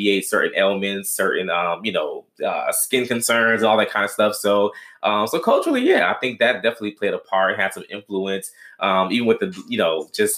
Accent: Florida, United States; also born or lived in Washington, D.C.; now in Dallas, United States; we come from a big family, from Florida originally, you know, lived in other cities like D.C. Now we're living in Dallas

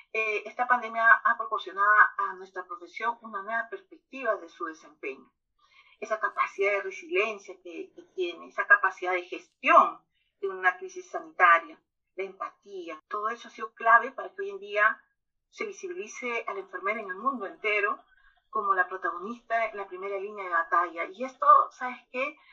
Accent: Peru; aquí en mi país, Perú

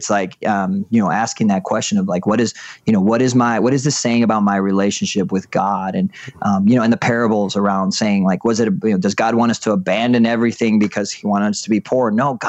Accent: Puerto Rico; I grew up in Puerto Rico. We moved around a lot

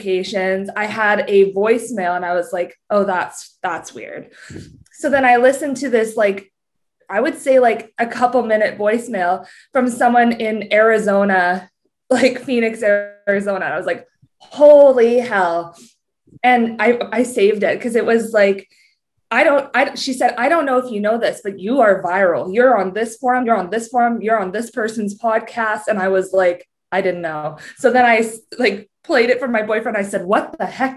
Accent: Canada; I'm Canadian

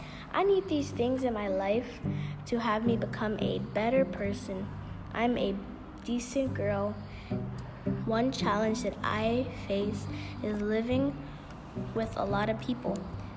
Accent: New York City, New York, United States; I'm born and raised in the Bronx.

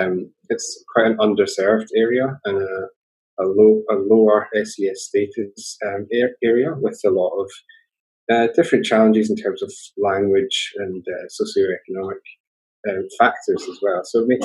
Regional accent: Sydney, New South Wales, Australia; I'm from Sydney and I work in Western Sydney at Blacktown Hospital

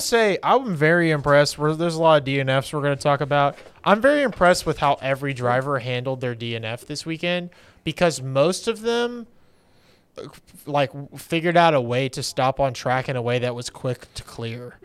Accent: United States; I'm American

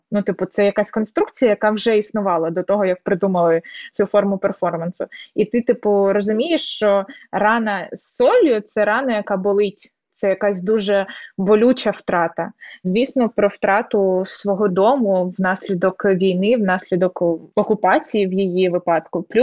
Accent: Donetsk, Donetsk Oblast, Ukraine; А я з Донецька.

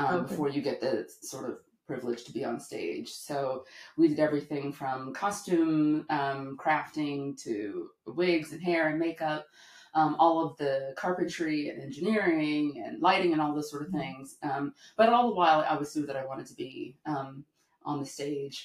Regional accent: the South, United States; I'm from the South

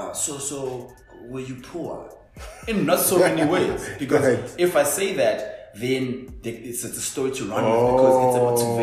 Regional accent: Daveyton, Gauteng, South Africa; But grew up and born and bred in Davidson, Scotty. Went to Milori Primary School, which is in Scotty Paula. Went to Khalema, which is in Kobasutung, Davidson. Went to Maboya Secondary School, which is in Davidson.

